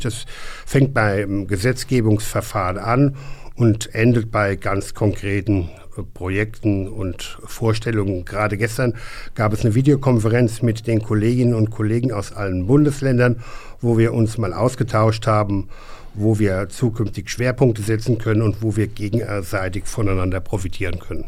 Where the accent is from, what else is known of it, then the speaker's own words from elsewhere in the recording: Hesse, Germany; als Hesse